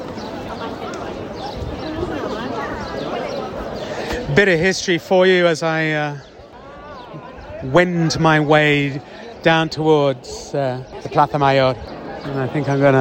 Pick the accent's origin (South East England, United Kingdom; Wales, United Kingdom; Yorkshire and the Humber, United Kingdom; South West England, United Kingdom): South East England, United Kingdom; Oxford; my hometown of Oxford